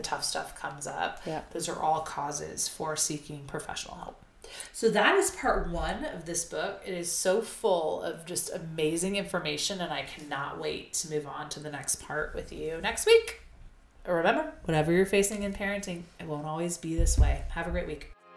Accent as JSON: {"language": "English", "region": "Arizona", "country": "United States", "tie": "born or raised there", "said": "I'm an Arizona native"}